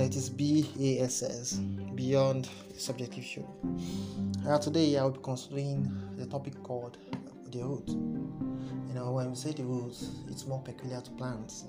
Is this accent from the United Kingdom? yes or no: no; Nigeria; my country, Nigeria